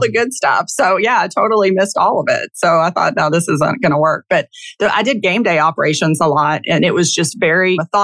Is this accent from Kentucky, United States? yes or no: yes; Kentucky, United States; I'm from Kentucky, basketball country and football now, and even baseball.